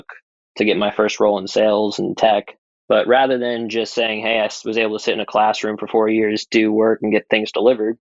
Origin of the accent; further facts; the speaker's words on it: New England, United States; moved away as an adult; also born or lived in San Francisco; growing up around New England